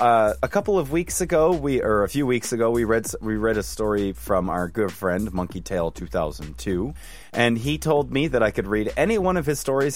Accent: Scotland, United Kingdom; accent: Scottish; I'm from Scotland. This is my Scottish accent.

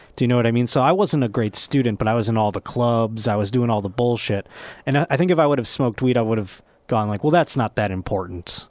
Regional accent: Buffalo, New York, United States; if I was not from Buffalo

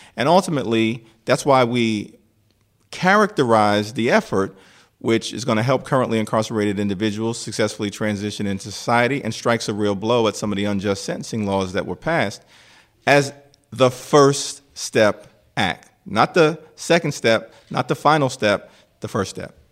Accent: New York City, New York, United States; I grew up, uh, in the Crown Heights neighborhood along with my younger brother

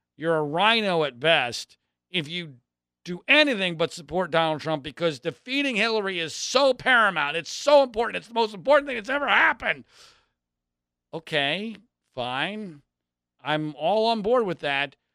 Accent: Philadelphia, Pennsylvania, United States; I grew up in Philadelphia.

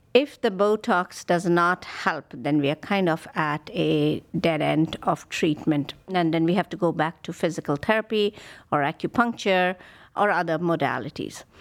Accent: India; moved away as an adult; now in Cleveland, United States; I grew up in India and I did my medical training there

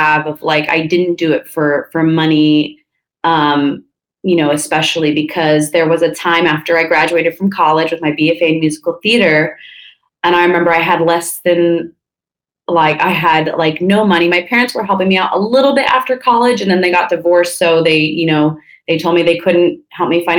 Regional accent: Napa, California, United States; also born or lived in Santa Barbara, California; I was born in Santa Barbara, which is north of LA. And then when I was 5, we moved up to Napa, which is where I, went to kindergarten, elementary school, high school.

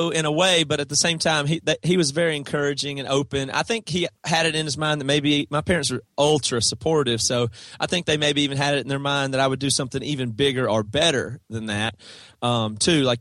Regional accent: South Carolina, United States; That's right. Yeah. Toby and Devin and Joel and our original drummer Seth all are from South Carolina, small town, same

